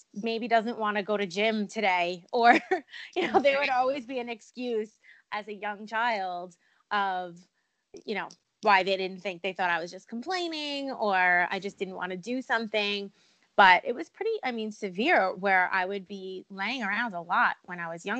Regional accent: Long Island, New York, United States; also born or lived in Poconos, Pennsylvania; now in Pennsylvania, United States; I currently live in the Poconos in Pennsylvania, but I am originally from Long Island, New York

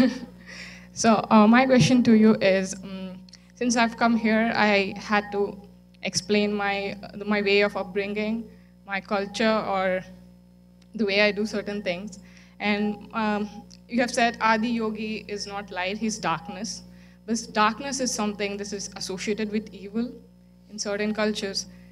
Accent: Chennai, Tamil Nadu, India; moved away; I'm from Chennai

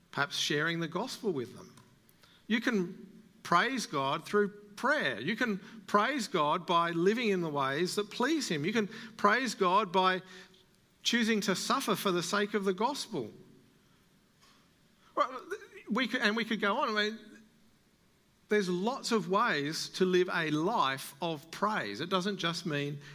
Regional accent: Australia; as an Australian

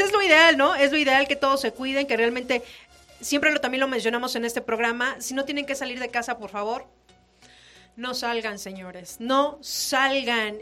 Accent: Mexico

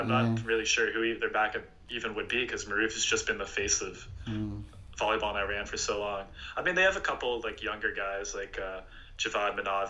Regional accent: Canada; because I'm Canadian

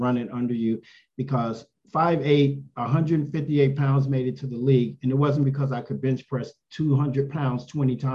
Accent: San Antonio, Texas, United States; I was born in San Antonio, Texas

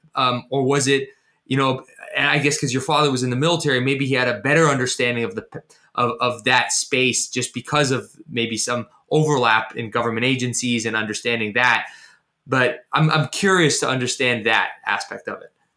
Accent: Canada; I was born in Canada

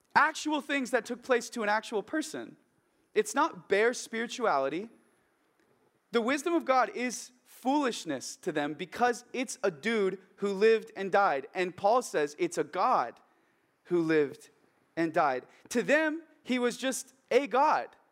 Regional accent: Oregon, United States; my hometown in Oregon, where I grew up

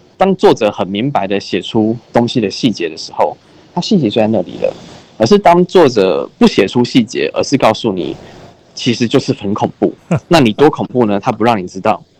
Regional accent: Keelung, Taiwan; 我是基隆出生，然后我住的地方很，有渔港

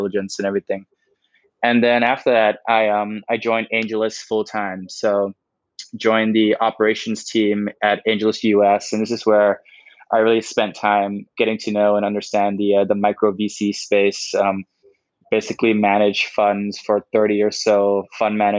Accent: Bangkok, Thailand; also born or lived in Berkeley, United States; I grew up in Thailand, in Bangkok, lived here my whole life

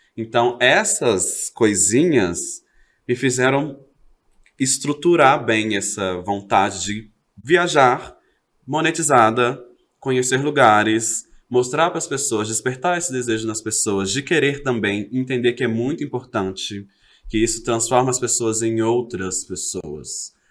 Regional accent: Belo Horizonte, Minas Gerais, Brazil; also born or lived in Rio de Janeiro; Sou de BH, nascida, legítima, nascida e criada lá do Hermelai Nova Cachoeirinha

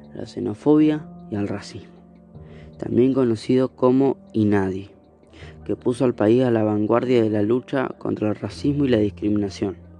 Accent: Argentina; la discriminación en mi país. En Argentina

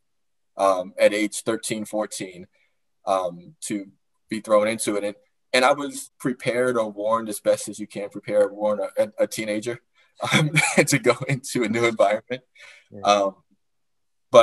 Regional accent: Chicago, Illinois, United States; moved away; also born or lived in Northern Virginia; I grew up in Chicago, on the west side of Chicago

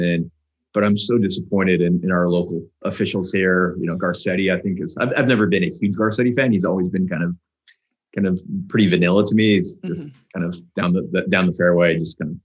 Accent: Los Angeles, California, United States; also born or lived in New York; I weirdly grew up here in Mar Vista

